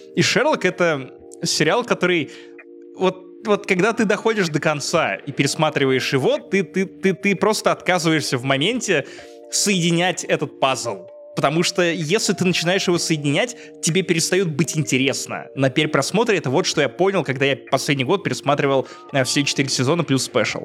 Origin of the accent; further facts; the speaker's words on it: Obninsk, Kaluga Oblast, Russia; now in Riga, Latvia; будучи пиздюком из Обнинска в 10 классе